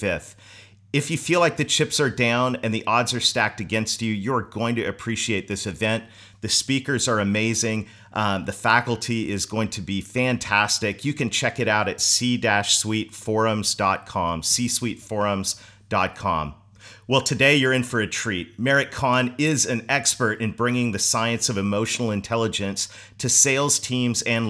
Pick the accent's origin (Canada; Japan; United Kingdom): Canada; my home country of Canada